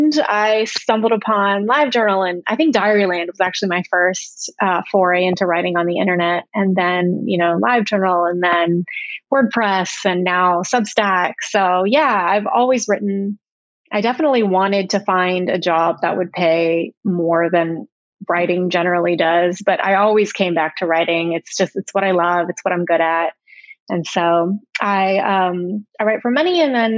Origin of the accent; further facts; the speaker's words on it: Huntsville, Alabama, United States; moved away as an adult; also born or lived in Washington, D.C. / San Francisco; I moved from San Francisco to Huntsville, Alabama, which is quite a change. But it's been fun and I've enjoyed it, and it's, I'm closer to family. This is where I grew up